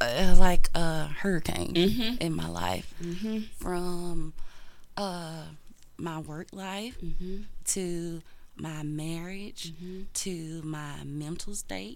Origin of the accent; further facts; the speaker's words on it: the South, United States; we grew up in the South. We grew up in a small town, so we're going to the programs, we're speaking.